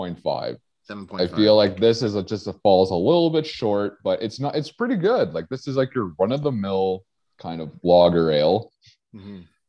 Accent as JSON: {"language": "English", "country": "Canada", "accent": "Canadian", "moved": "yes", "lives_now": "Alberta, Canada", "said": "how do you know I'm from Canada?"}